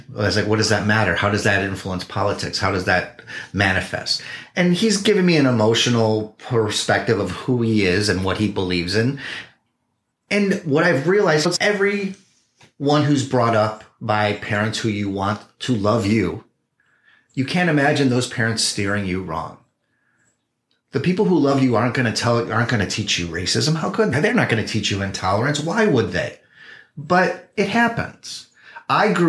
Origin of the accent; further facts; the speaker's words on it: Chicago, Illinois, United States; moved away as an adult; now in Oakland, United States; We're from Chicago